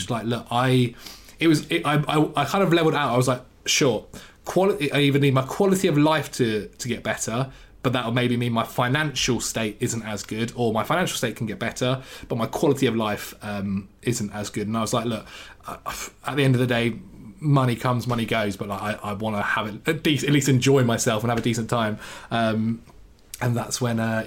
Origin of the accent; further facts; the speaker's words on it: England, United Kingdom; growing up in England